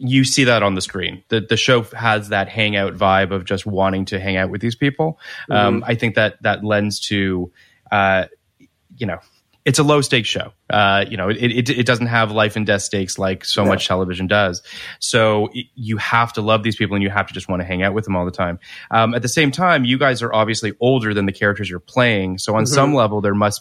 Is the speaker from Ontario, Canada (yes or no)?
yes; Toronto, Ontario, Canada; I'm from Toronto, so I have a bunch of friends that are in Vancouver in Toronto